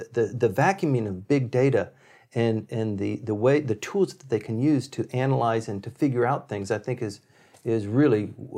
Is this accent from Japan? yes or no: yes; Okinawa, Japan; So I grew up in Okinawa, where the SR-71, the Blackbirds, and the later version was called the Habu, were stationed